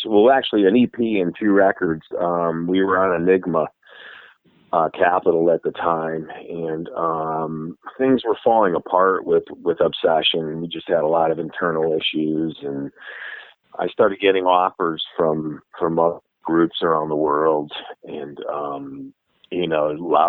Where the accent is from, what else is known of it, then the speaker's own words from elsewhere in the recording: Connecticut, United States; now in Nashville, United States; I'm from Connecticut originally, so that's all my old stomping grounds up there